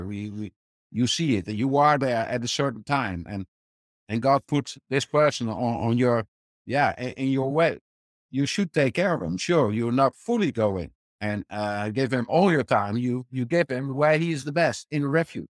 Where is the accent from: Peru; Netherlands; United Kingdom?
Netherlands; born and raised in the Netherlands